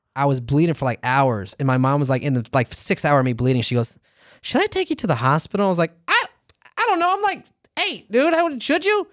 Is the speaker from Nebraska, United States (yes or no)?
no; St. Petersburg, Florida, United States; born or raised there; moved away